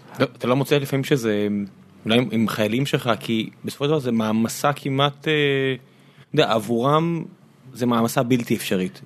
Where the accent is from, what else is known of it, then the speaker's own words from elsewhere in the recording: Beersheba, Southern District, Israel; אני- אני באר שבעי